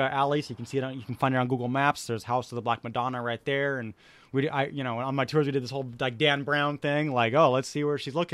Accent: Munich, Bavaria, Germany; what Judaism is today, and in, in my experience growing up in Munich.

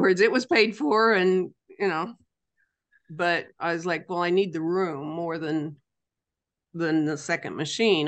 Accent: Rayville, Missouri, United States; Rayville, Missouri. Rayville's not a very big place, but it's a place where I made a business. We live here

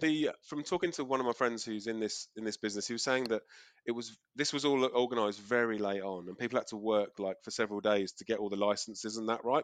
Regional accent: England, United Kingdom; moved away as an adult; now in Australia; think of myself as English.

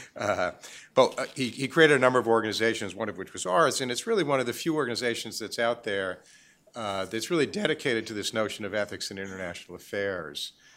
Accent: New York, United States; moved away; I haven't lived in New York for a long, long time

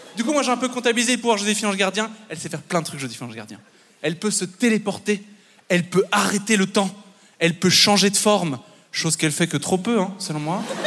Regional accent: Belgium; je, suis belge, euh, mais mon père est français

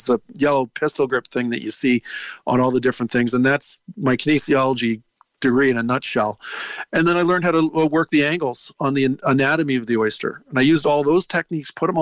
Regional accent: Toronto, Ontario, Canada; I'm from Toronto, which is a landlocked city.

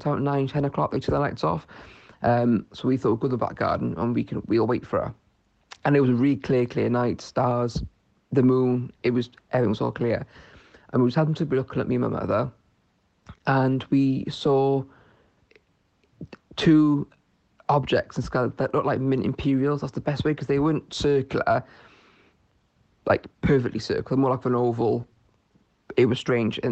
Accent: Newport, Wales, United Kingdom; I'm from Newport in South Wales

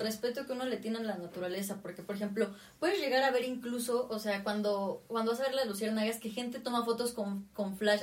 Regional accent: Tlaxcala, Mexico; also born or lived in Puebla; soy de Tlaxcala

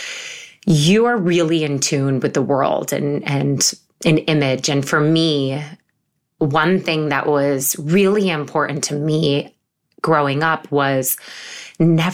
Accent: Syracuse, New York, United States; moved away as an adult; now in New York City, United States; I grew up in Syracuse, New York

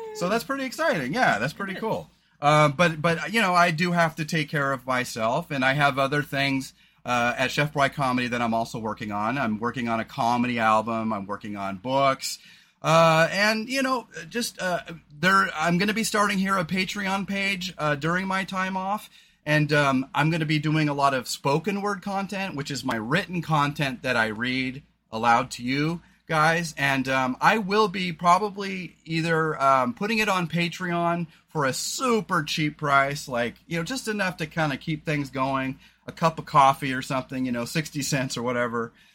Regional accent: Oregon, United States; we're from Oregon

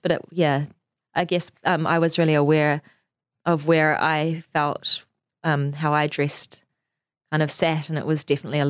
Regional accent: Auckland, New Zealand; born there; also born or lived in Singapore / Wellington, New Zealand; So, yeah, so I was born in Auckland, so literally like here, right here.

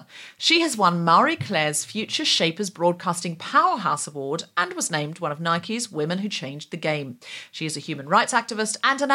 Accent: Australia; now in United Kingdom; I needed to get back to Australia

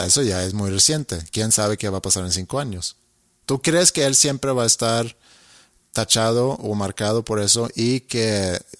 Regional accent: Sweden; now in Monterrey, Mexico; soy tu vecino, soy sueco

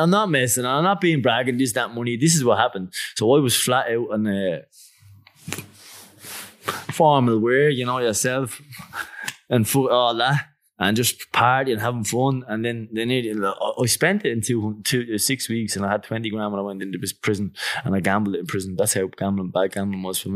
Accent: Dublin, Leinster, Ireland; moved away as an adult; also born or lived in Australia; I'm from Clondalk and I'm from Greenfork. We're from Dublin.

